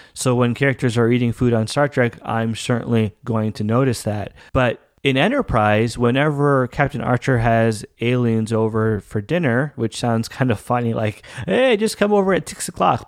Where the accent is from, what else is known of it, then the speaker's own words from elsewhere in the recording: Canada; I am Canadian